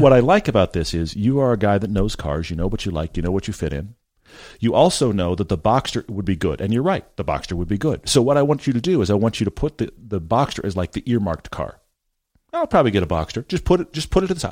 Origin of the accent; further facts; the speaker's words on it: Texas, United States; I grew up in Texas.